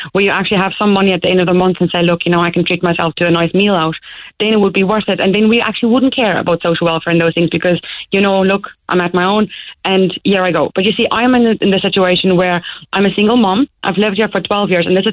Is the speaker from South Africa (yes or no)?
yes; South Africa; moved away as an adult; now in Ireland; I'm from South Africa